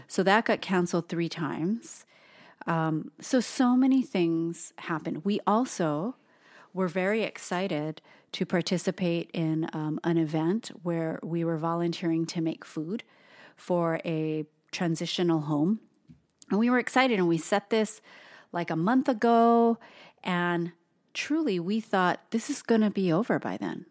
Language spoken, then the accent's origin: English; Hawaii, United States; now in Portland, United States; Toast and I are born and raised in Hawaii of all places